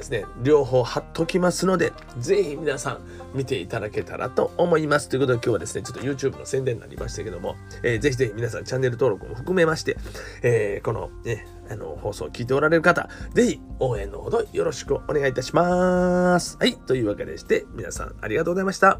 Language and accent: Japanese; Kansai, Japan; 僕は関西人なんで